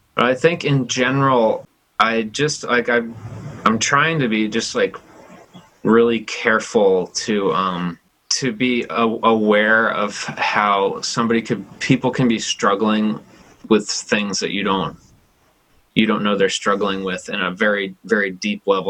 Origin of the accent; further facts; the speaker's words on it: New Jersey, United States; moved away as an adult; also born or lived in New York City / Brooklyn; now in Chico, United States; growing up in New Jersey and then like going to school in New York City